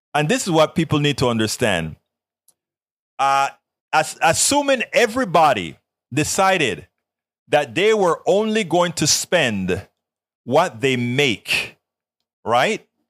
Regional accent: Colón, Panama; moved away; I'm actually from Colon

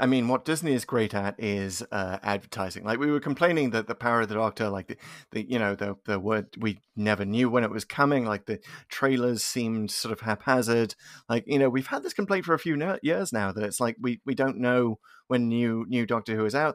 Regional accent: United Kingdom; now in United States; as a British fan

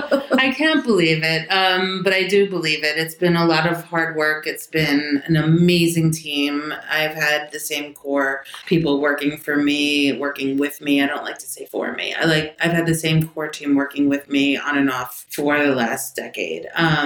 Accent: New York City, New York, United States; I'm from the Bronx. Actually, Riverdale was where I first grew up.

